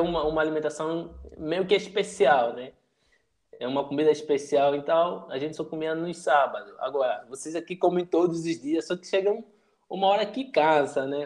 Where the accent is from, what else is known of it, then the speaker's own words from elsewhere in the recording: Angola; moved away as an adult; now in Brazil; Sou de Angola, mas eu moro já aqui no Brasil faz 4, 5 anos.